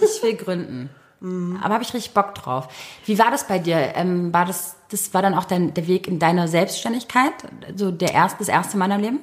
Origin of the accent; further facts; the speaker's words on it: Berlin, Germany; ich bin gebürtige Berlinerin